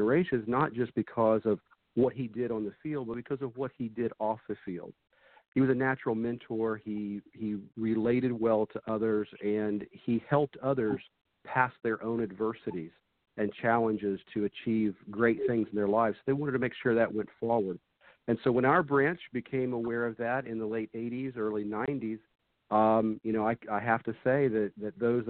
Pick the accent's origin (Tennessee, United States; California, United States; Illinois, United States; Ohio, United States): Ohio, United States; Dayton-Cincinnati area; now in Pensacola, United States; I grew up in the Dayton-Cincinnati area